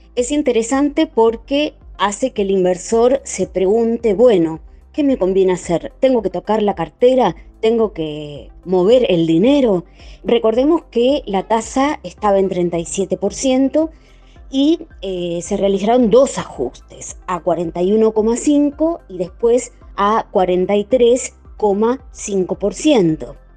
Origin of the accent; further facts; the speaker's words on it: Argentina; como los argentinos nos medimos